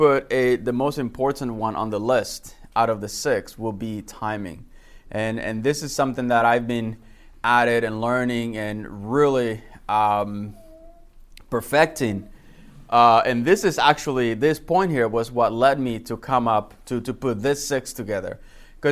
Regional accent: Dominican Republic; moved away; I was born and raised in the Dominican Republic

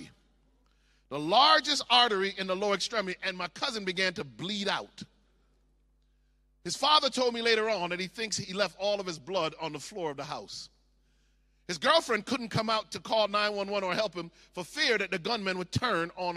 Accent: Miami, Florida, United States; we grew up in Miami

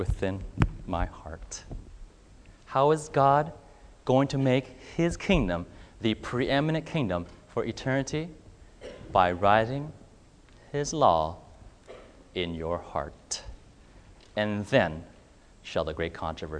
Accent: California, United States; moved away as an adult; now in Mississippi, United States; I grew up in California

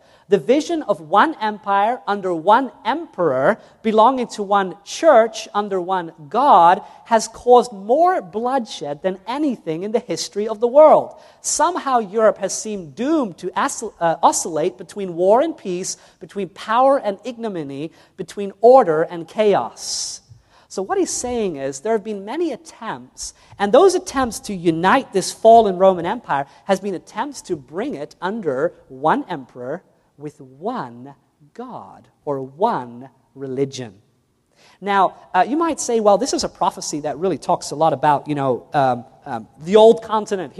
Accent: New Zealand; first language English; I was born in New Zealand, so I spoke English

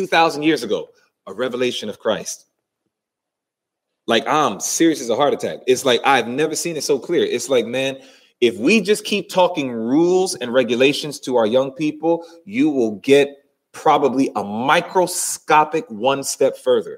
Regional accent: New York City, New York, United States; growing up in New York City, watching that train go

